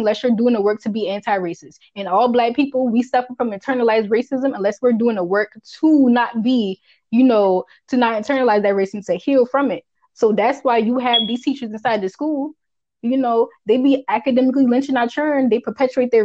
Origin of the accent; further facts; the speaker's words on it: United States; accent: Geechee; first language Geechee; my language, my first language